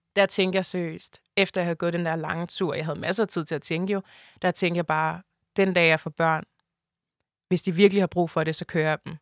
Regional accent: Denmark; also born or lived in Ivory Coast (family ancestry); jeg er stadig mere dansk end sådan mine forældre

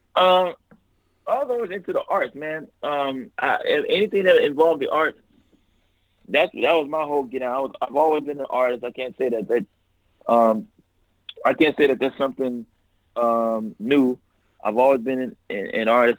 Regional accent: Los Angeles, California, United States; I'm from South Central Los Angeles, man. I grew up right in the hood

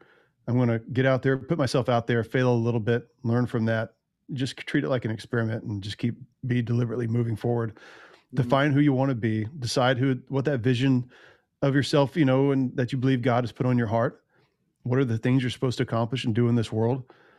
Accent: Hatchie, Tennessee, United States; I grew up in right on the Hatchie River in Tennessee. Yeah. And a little town called, well, the town's called Hatchie after the river.

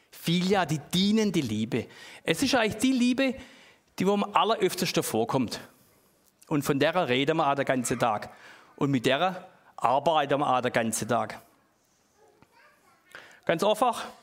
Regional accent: Baden-Württemberg, Germany; Das ist halt bei uns im Schwabenland, haben wir die kleinen Äcker

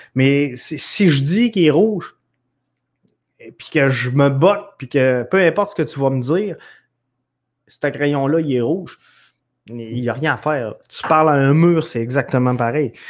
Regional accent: Quebec City, Quebec, Canada; originairement, je viens de, de Neuchâtel. Alors, euh, c'est, euh, mon petit, euh, patelin à moi

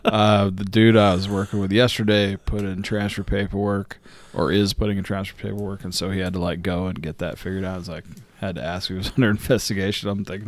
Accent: United States; I'm American to the bone.

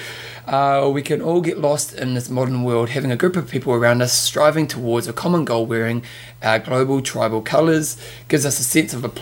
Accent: New Zealand; us Kiwis

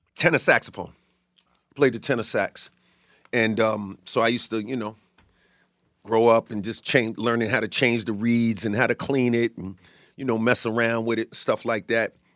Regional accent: New York City, New York, United States; born or raised there; also born or lived in Bay Shore, Long Island, New York

